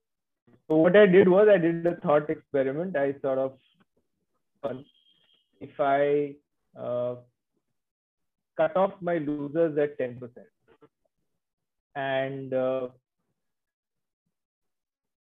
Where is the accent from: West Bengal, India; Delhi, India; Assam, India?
West Bengal, India; Kolkata; I'm actually from Calcutta. So I studied in Calcutta and I did my articleship in Calcutta.